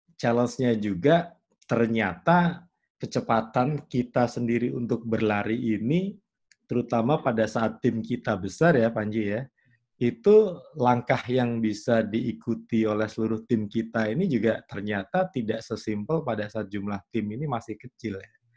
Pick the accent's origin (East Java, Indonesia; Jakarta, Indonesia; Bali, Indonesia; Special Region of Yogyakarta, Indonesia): Special Region of Yogyakarta, Indonesia; Yogyakarta; Aku ini orang yang lahir besar di Jogja